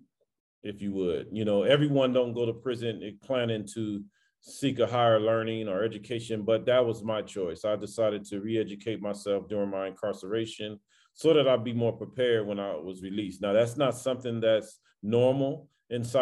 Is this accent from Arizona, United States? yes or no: no; Los Angeles, California, United States; I grew up in South Central Los Angeles in the 80s, 70s, and the 80s